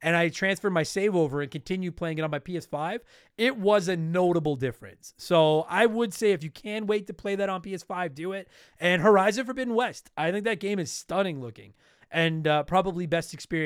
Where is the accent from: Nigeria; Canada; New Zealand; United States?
Canada; first language English; I'm from Canada, and all I've ever spoken my entire life is English